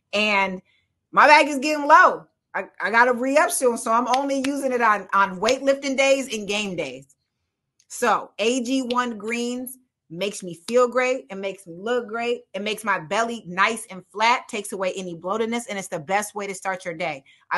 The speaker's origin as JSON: {"language": "English", "region": "Midwest", "country": "United States", "said": "Oh yeah, I'm from the Midwest."}